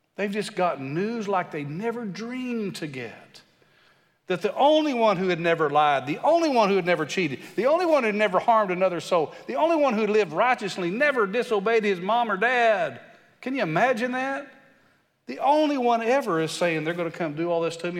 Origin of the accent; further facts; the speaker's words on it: West Texas, United States; I'm from West Texas